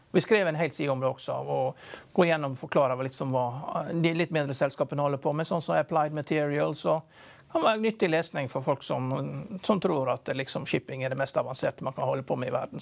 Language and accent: Norwegian; Norway